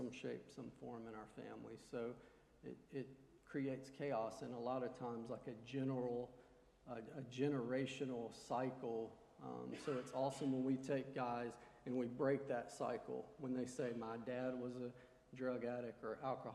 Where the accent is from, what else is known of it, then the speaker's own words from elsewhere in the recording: Montgomery, Alabama, United States; I was born here in Montgomery